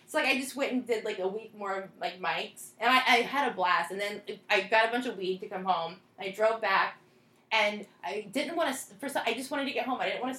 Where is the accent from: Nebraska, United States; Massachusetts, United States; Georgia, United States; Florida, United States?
Florida, United States; South; moved away; I grew up in South Florida